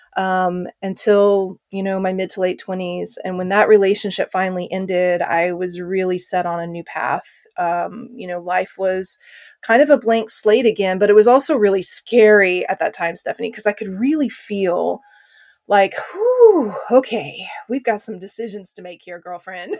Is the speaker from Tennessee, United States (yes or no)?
no; Oklahoma, United States; growing up in Oklahoma, when I was five years old